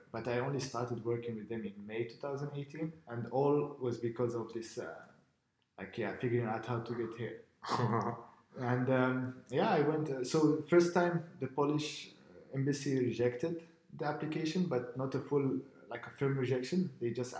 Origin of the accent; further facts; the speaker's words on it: Morocco; moved away as an adult; now in Estonia; I'm from Morocco